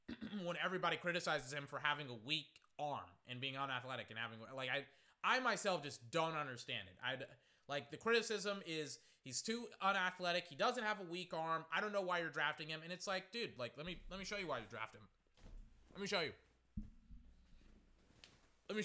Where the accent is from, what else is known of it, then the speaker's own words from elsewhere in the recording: Texas, United States; I'm from Texas.